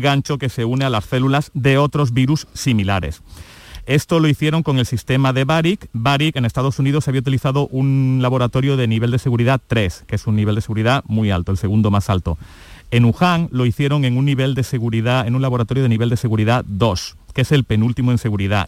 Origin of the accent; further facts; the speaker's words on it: Córdoba, Andalusia, Spain; now in China; yo soy cordobés y me pilláis ahora aquí de vacaciones en España